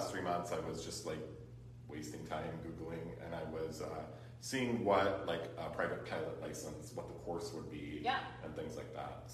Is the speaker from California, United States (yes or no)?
yes; Cameron Park, California, United States; also born or lived in Sacramento, California / Carmichael, California; my parents bought a house up in, Cameron Park. And at the time it was like 1974 and there was nothing up there. And so, we moved up there. I went to, all the local schools in that area